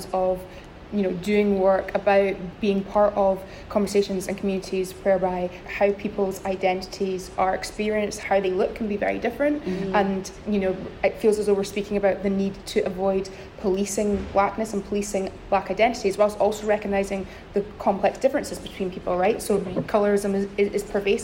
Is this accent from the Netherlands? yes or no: no; Scotland, United Kingdom; moved away as an adult; also born or lived in England; now in Wales; now that I'm outside of Scotland, my accent seems to be the first point of interest